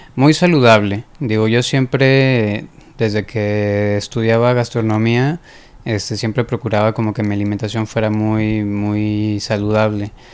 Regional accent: Guadalajara, Jalisco, Mexico; moved away as an adult; also born or lived in Puerto Vallarta; now in Monterrey, Mexico; yo soy de Guadalajara. Eh, prácticamente toda mi vida fue en Guadalajara.

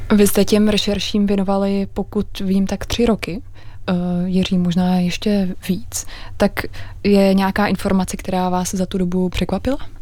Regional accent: Czechia

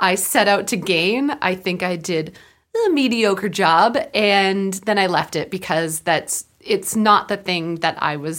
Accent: Prince George, British Columbia, Canada; For me, I started doing theater in where I grew up in Prince George, and I loved theater.

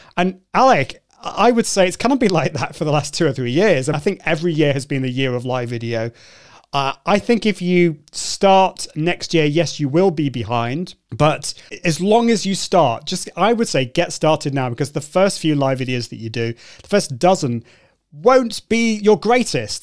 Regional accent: United Kingdom; a Brit coming over to the US

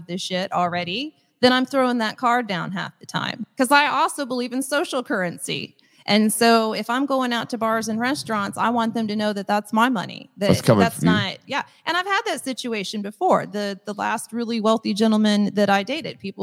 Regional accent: Midwest, United States; I'm just from the Midwest

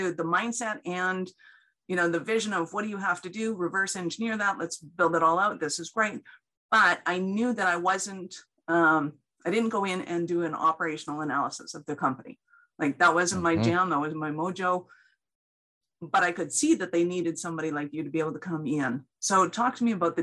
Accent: Canada; I'm Canadian

